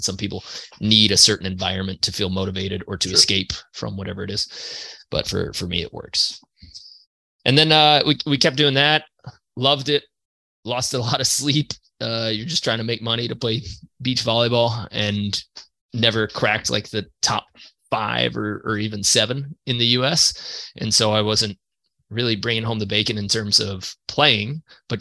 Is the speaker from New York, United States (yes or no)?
yes; New York, United States; I'm from New York